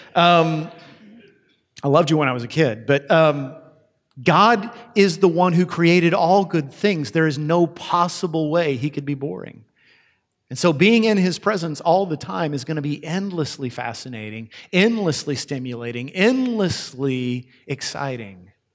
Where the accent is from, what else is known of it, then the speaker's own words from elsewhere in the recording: United States; American Christians